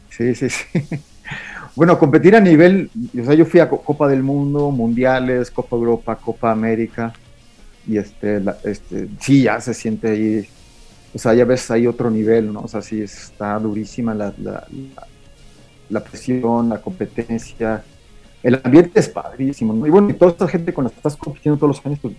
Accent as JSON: {"language": "Spanish", "country": "Mexico", "said": "en el cross country ski ya somos como 20 mexicanos"}